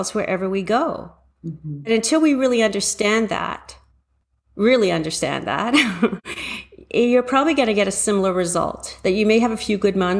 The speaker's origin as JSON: {"language": "English", "town": "Toronto", "region": "Ontario", "country": "Canada", "tie": "born or raised there", "also_born_or_lived": "London, England", "said": "I was born in London, England, and raised in Toronto"}